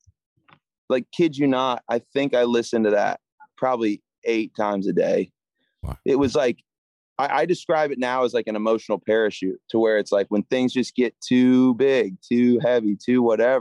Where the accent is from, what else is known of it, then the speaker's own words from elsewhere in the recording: Jacksonville, Florida, United States; moved away as an adult; now in Nashville, United States; I grew up in Jacksonville, Florida.